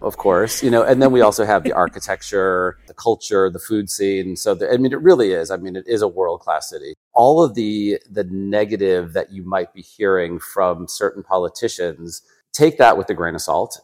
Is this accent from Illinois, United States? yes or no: yes; Chicago, Illinois, United States; also born or lived in San Francisco; I was born and raised in Chicago. So, I grew up in the suburbs, uh, just north of the city